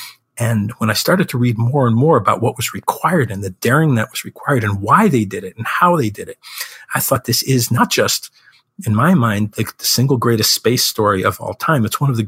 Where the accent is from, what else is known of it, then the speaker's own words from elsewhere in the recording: Chicago, Illinois, United States; I was at the Museum of Science and Industry in Chicago, which is my hometown.